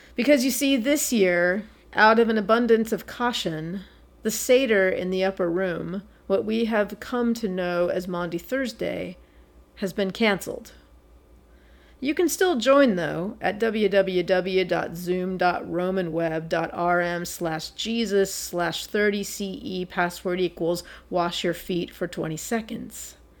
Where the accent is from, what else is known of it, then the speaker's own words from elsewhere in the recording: San Francisco Bay Area, California, United States; I grew up in the San Francisco Bay Area and currently live in the city of Oakland